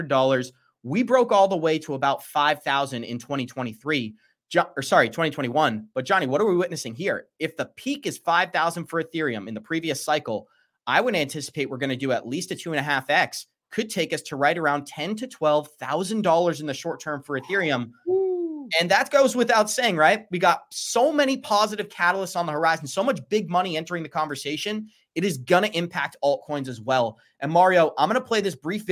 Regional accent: Boston, Massachusetts, United States; moved away; somebody who was born and raised in Boston, spent 20 years in Boston

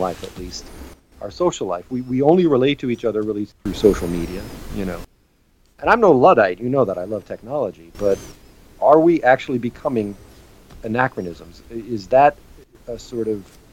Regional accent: United States; I'm American

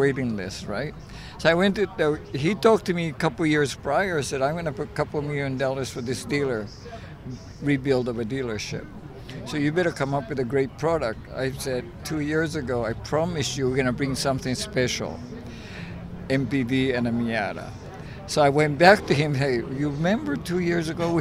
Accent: Tokyo, Japan; now in San Francisco, United States; I grew up in Tokyo

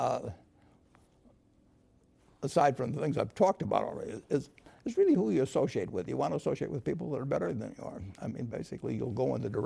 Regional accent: United States; I was born in the United States

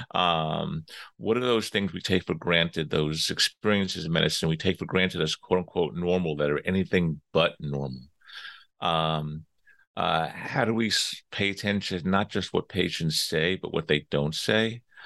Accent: Long Island, New York, United States; I'm from New York. I grew up, uh, out in sort of the middle part of Long Island

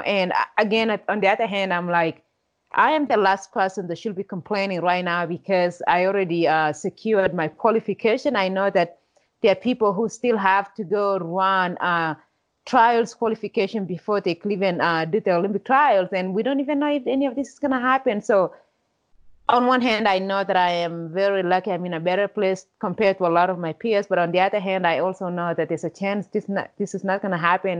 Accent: Kenya; now in United States; without growing up in Kenya, I don't know if I would be the person that I am today.

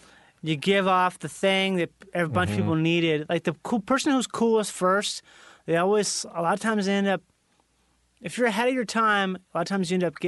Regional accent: Minnesota, United States; moved away; I grew up in Minnesota.

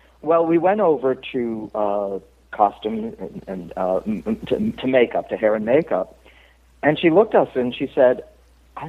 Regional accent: Cape Cod, Massachusetts, United States; I'm from Cape Cod, and I got the Puritan blood

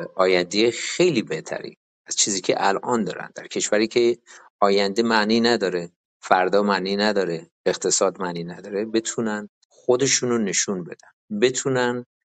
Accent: Iran; now in United States; من تو دفترم من تنها ایرانی هستم

